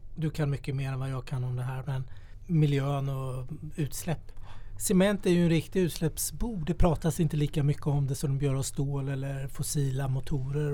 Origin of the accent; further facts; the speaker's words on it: Småland, Sweden; jag är från Småland, där har vi mycket träd